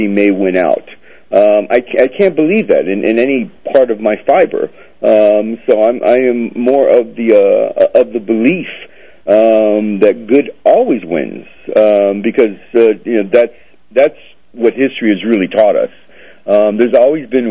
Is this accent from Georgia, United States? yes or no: no; Florida, United States; My family's Cuban. So I was actually born in Florida. They left after the revolution. And so I was raised in Florida